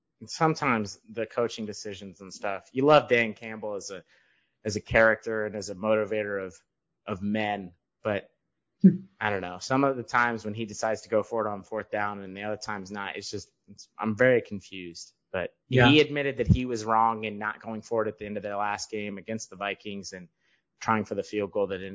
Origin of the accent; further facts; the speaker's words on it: United Kingdom; No, I'm British. I don't sip tea in the afternoon.